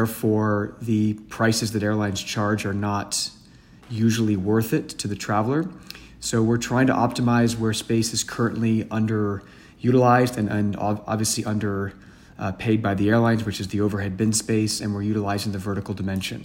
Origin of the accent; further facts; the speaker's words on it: San Francisco, California, United States; I'm originally from San Francisco, California